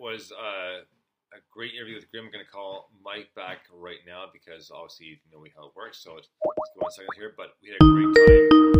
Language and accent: English; Canada; I'm Canadian